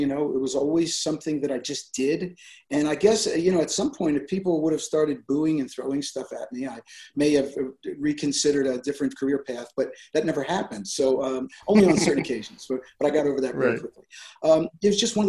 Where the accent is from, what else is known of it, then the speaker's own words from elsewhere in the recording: Philadelphia area, Pennsylvania, United States; also born or lived in New York; growing up in the Pennsylvania, Philadelphia area